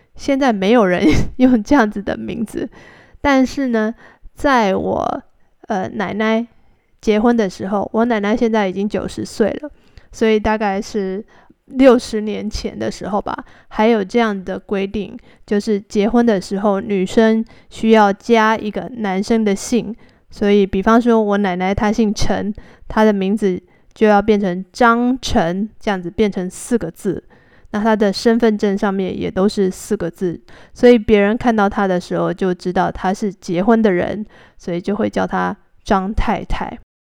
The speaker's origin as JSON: {"language": "Chinese", "country": "Taiwan", "moved": "yes", "said": "我是从台湾来的"}